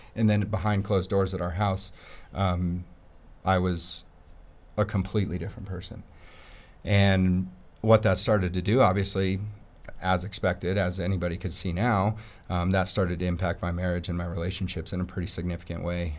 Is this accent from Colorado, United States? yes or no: yes; Peyton, Colorado, United States; I grew up in Peyton